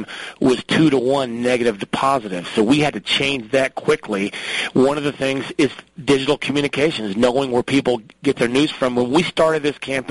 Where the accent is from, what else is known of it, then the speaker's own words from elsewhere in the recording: Oklahoma City, Oklahoma, United States; moved away as an adult; now in Colorado, United States; I grew up in Oklahoma City where you had three TV stations and a PBS station